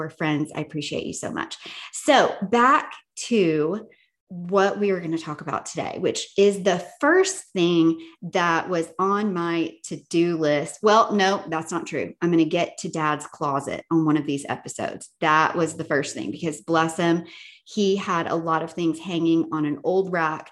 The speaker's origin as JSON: {"language": "English", "region": "Tennessee", "country": "United States", "moved": "yes", "said": "I am back from Tennessee. I'm curious if it's going to sound like my accent is back in full force"}